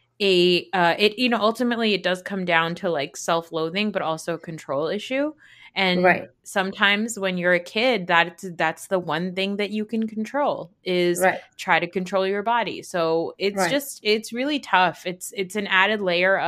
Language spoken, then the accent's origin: English; United States; as a South Asian growing up in America